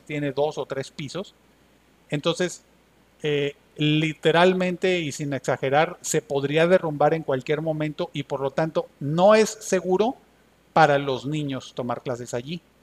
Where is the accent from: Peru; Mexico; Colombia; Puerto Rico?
Mexico; Pueblo Viejo, Veracruz; aquí en mi pueblo, en Pueblo Viejo, Veracruz